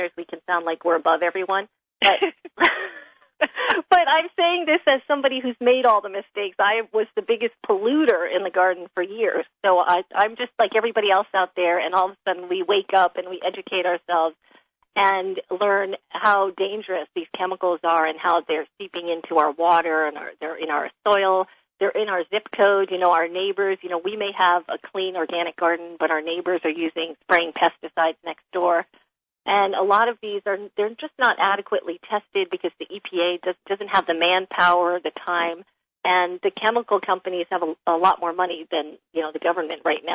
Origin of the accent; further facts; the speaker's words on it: New York City, New York, United States; moved away as an adult; now in California, United States; Growing up in Manhattan, you know, all pavement, apartment buildings all my life